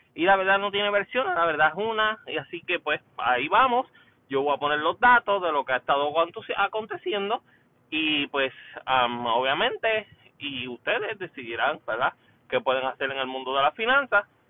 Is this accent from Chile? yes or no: no; Puerto Rico; now in United States; Puerto Rico, por supuesto, en la casa, mi país natal